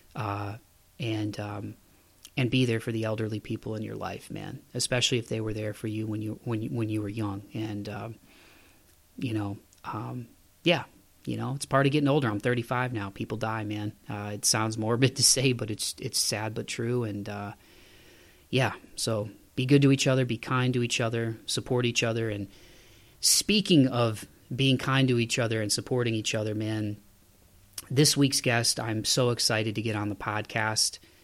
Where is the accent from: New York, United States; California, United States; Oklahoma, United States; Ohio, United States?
Ohio, United States; Toledo; moved away as an adult; now in Tennessee, United States; the last winter I was home in Toledo, Ohio, my hometown